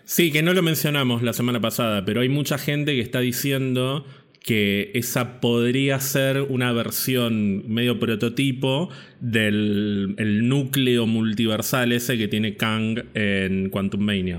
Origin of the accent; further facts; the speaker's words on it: Villa Gesell, Buenos Aires Province, Argentina; yo pasé prácticamente toda mi infancia y adolescencia en Villa Gesell